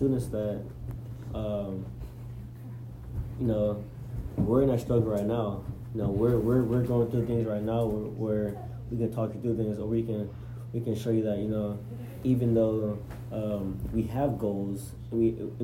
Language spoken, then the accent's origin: English; College Station, Texas, United States; I'm from College Station